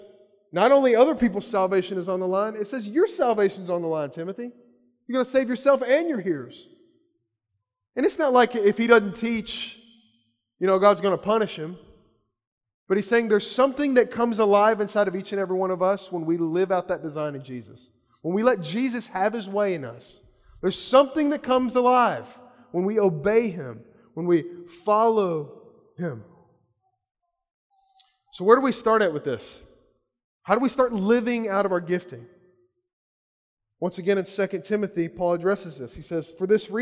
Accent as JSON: {"language": "English", "region": "Kentucky", "country": "United States", "tie": "born or raised there", "said": "I grew up in Kentucky"}